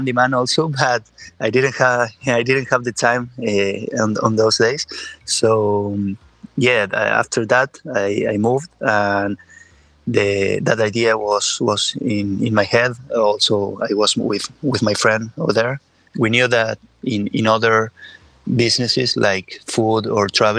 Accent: Córdoba, Argentina; moved away as an adult; now in Barcelona, Spain; I'm from Córdoba, Argentina

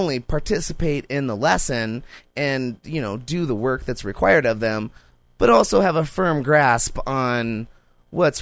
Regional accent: Montana, United States; also born or lived in Alaska; I moved back from Alaska, you know, in sixth grade. When I came to schools in Montana

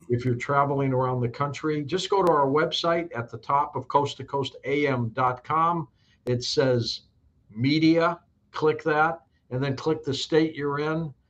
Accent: Detroit, Michigan, United States; moved away; also born or lived in Saint Louis; I was born in Detroit, but I've been in Saint Louis for a long time

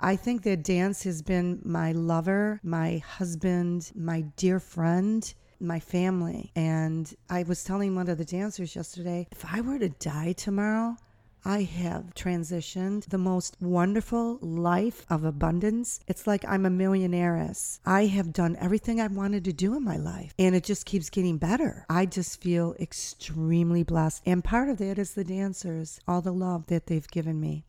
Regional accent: United States; I'm American

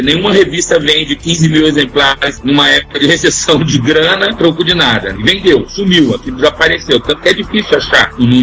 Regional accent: Curitiba, Paraná, Brazil; moved away; eu morava em Curitiba

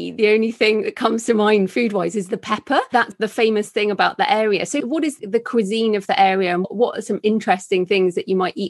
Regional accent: United Kingdom; and I'm not Jewish mm-hmm. and I'm British.

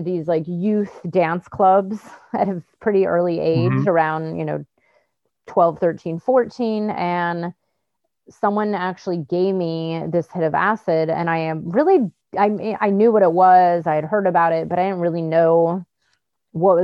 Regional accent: Bay Area, California, United States; I grew up in the Bay Area in California

